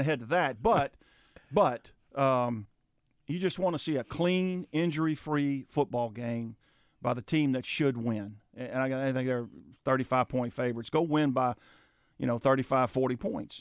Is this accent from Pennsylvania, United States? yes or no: no; South Louisiana, United States; moved away; I grew up in South Louisiana